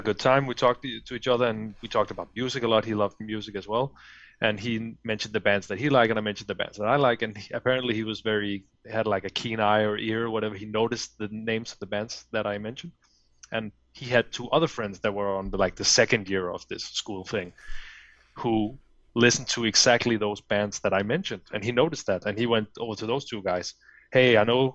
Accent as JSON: {"language": "English", "town": "Fredericia", "region": "Southern Denmark", "country": "Denmark", "tie": "born or raised there", "second_language": "English", "moved": "as an adult", "lives_now": "Copenhagen, Denmark", "said": "I live in the capital city now, Copenhagen. But back then, I lived in well, in my hometown called Fredericia"}